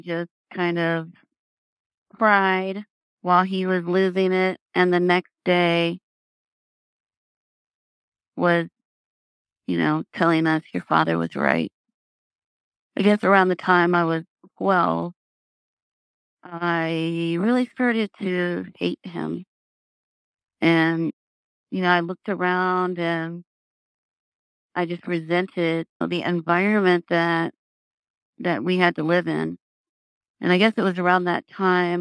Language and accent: English; Tacoma, Washington, United States; I was born in Tacoma, Washington